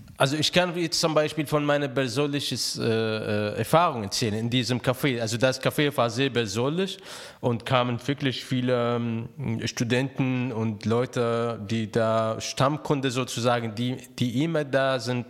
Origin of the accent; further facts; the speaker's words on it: Raqqa, Raqqa Governorate, Syria; German is a second language; moved away as an adult; also born or lived in Alexandria, Egypt; now in Cologne, Germany; ich bin in Raqqa geboren, also Raqqa liegt am, äh, Euphrat direkt